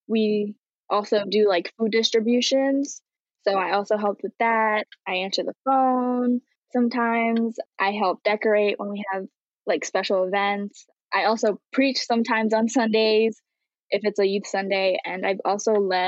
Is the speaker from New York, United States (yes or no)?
yes; New York, United States; I was born and raised in Long Island. I am bilingual, English and Haitian Creole, and yeah.